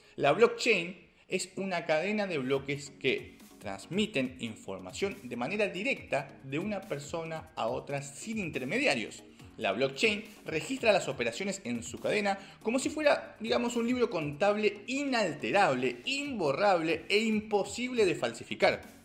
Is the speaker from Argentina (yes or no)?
yes; Argentina; como argentino